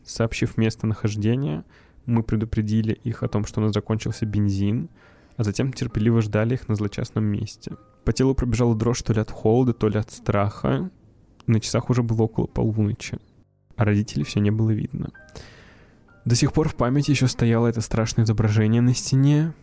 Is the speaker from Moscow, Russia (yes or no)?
no; Tolyatti, Samara Oblast, Russia; moved away; Я из Тольятти